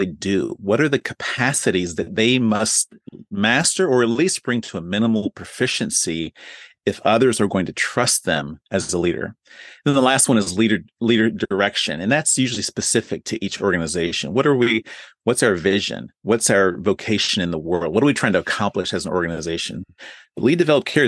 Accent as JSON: {"language": "English", "area": "D.C.", "region": "Virginia", "country": "United States", "also_born_or_lived": "Tokyo, Japan", "moved": "as an adult", "said": "I'm originally from the Virginia area, right outside of Washington, D.C."}